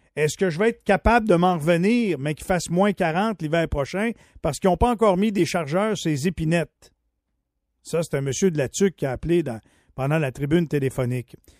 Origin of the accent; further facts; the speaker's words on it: Quebec, Canada; chez nous au Québec